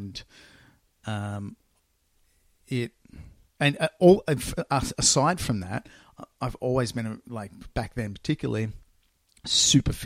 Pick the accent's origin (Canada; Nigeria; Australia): Australia; I grew up in Australia